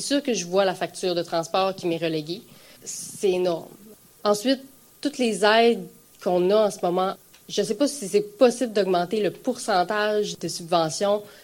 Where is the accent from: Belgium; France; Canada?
Canada; Gaspésie, Quebec; Je suis de la Gaspésie